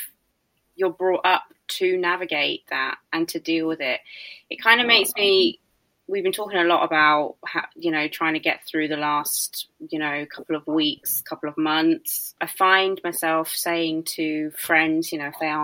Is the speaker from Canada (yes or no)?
no; United Kingdom; being British